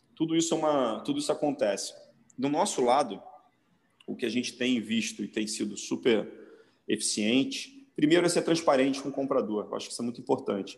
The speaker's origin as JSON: {"language": "Portuguese", "region": "Rio de Janeiro", "country": "Brazil", "tie": "born or raised there", "said": "Eu, como carioca, nascido e criado na, na, na, em Copacabana"}